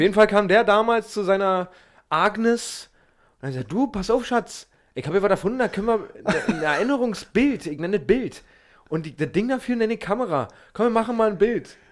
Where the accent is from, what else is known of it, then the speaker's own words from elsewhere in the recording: Berlin, Germany; den man als Berliner